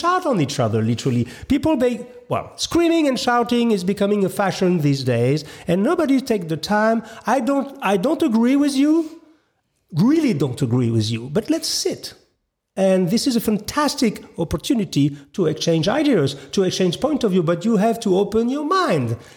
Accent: France; English is a second language; maybe I'm not so good in English. I'm sorry. After all, I'm French

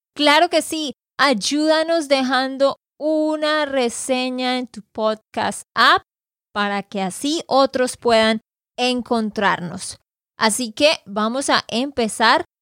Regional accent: Santander, Colombia; de Santander, Colombia.

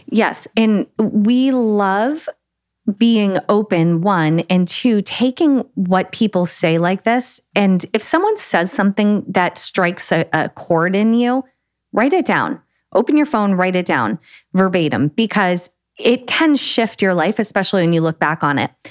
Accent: New England, United States; moved away as an adult; also born or lived in small town near Atlanta, Georgia; now in Florence, Italy; growing up in New England, uh, it's very it doesn't seem multicultural, but it's multicultural

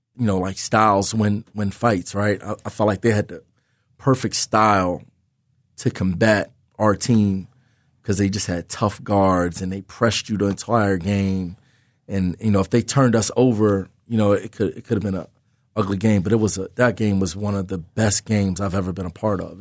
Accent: Philadelphia, Pennsylvania, United States; in my hometown, in the Big Five, as a, as a Philly, Philly guy, young, young kid growing up in the city

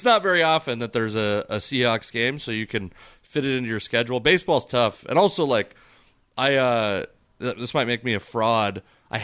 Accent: Fife, Washington, United States; also born or lived in Tacoma, Washington / Federal Way, Washington; I was born in Federal Way. When I was born, we lived in Federal Way. I was actually born at Tacoma General. And then we moved to Fife when I was like 5 years old. And I lived there for a long time

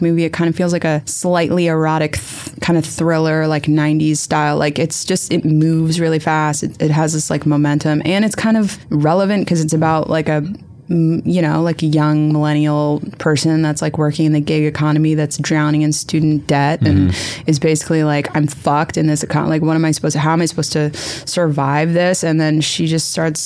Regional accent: Wilmington, Delaware, United States; I grew up in Wilmington, Delaware

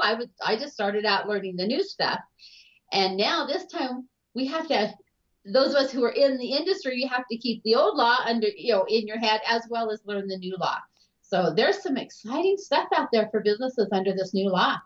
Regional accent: Kellogg, Idaho, United States; also born or lived in California / Rathdrum, Idaho; I grew up in Kellogg, Idaho, which was a little tiny mining town up in northern Idaho

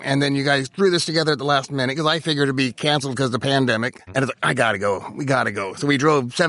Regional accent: Portland, United States; I'm from Portland.

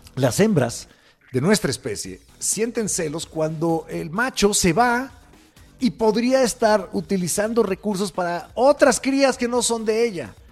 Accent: Mexico; somos los mexicanos

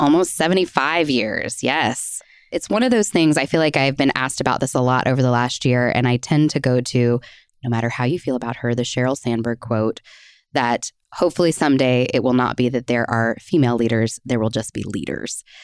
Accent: Kansas City, Missouri, United States; I grew up in Kansas City, so Starlight was always a part of my history

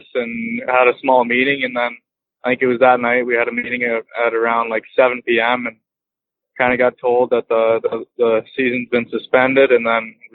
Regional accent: Lethbridge, Alberta, Canada; Lethbridge, Alberta. I lived there my whole life

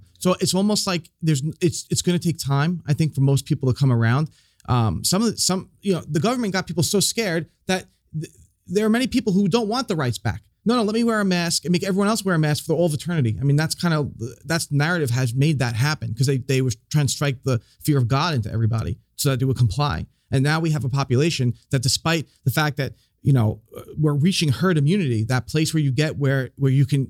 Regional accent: New York, United States; Oh, New York.

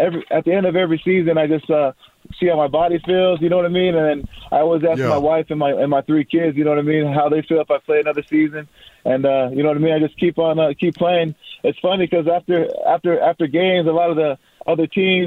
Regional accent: Pago Pago, American Samoa; also born or lived in Whittier, California; He moved me and my family to American Samoa to start a church

